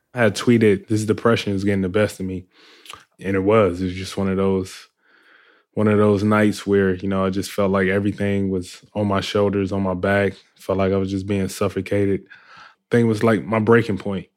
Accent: Compton, California, United States; I grew up in Compton, California

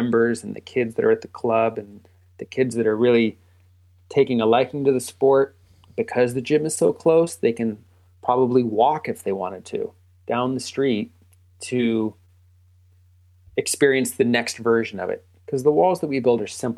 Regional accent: Northern California, United States; I'm building a ground-up climbing gym in my hometown

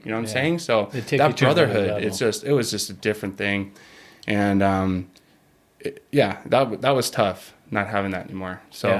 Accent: Simi Valley, California, United States; So I'm from California.

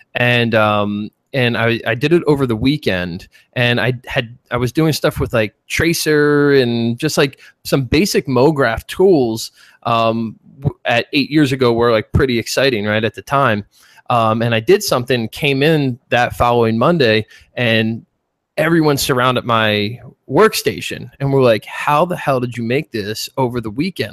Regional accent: Philadelphia, Pennsylvania, United States; accent: Philly; moved away as an adult; also born or lived in Chicago; I grew up in Philly

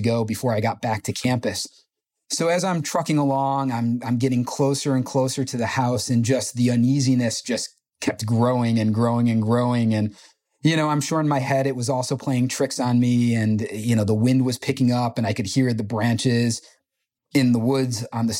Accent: New York, United States; also born or lived in Potsdam, New York; from New York

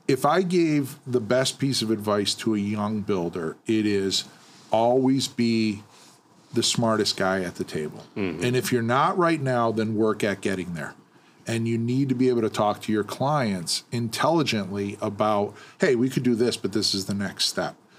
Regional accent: Western Massachusetts, United States; I was from Western Mass

